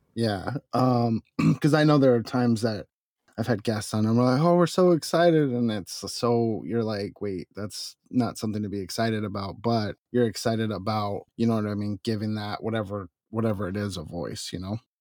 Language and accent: English; Arizona, United States; now in California, United States; I grew up in Arizona